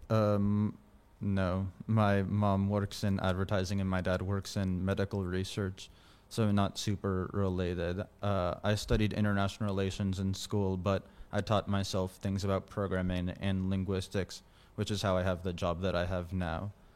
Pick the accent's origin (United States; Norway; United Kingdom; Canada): United States; California; now in Washington, D.C., United States; in my hometown in California